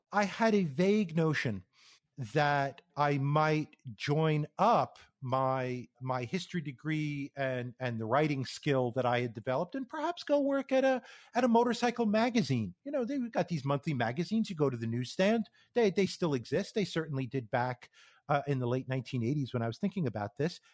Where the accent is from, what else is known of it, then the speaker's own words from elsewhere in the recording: New York area, United States; moved away as an adult; also born or lived in Connecticut / Phoenix, Arizona; I grew up in the New York area on the east coast